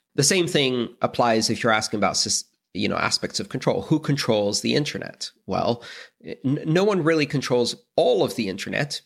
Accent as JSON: {"language": "English", "country": "Greece", "said": "I come from Greece"}